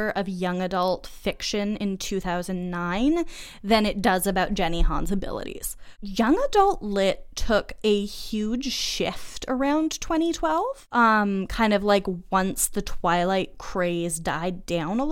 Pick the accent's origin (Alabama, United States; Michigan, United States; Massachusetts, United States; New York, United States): Massachusetts, United States; moved away as an adult; also born or lived in Montreal, Canada; I am from Massachusetts